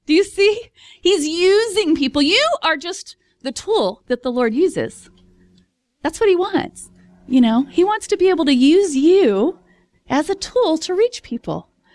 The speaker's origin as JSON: {"language": "English", "region": "Texas", "country": "United States", "said": "I'm from Texas"}